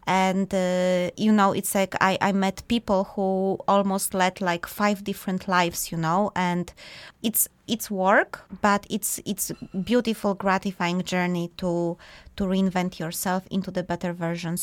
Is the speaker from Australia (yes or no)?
no; Poland; moved away; we are both from Poland originally